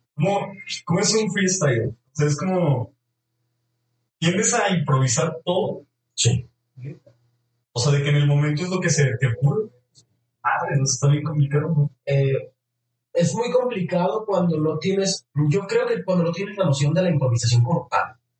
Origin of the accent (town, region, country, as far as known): Jalisco, Mexico; born or raised there